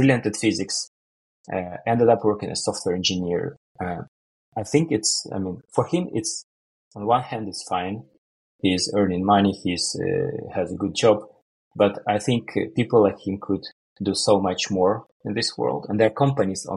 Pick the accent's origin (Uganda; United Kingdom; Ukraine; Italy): Ukraine; moved away as an adult; now in Sweden; I'm originally from Ukraine, and I moved to Sweden for career reasons.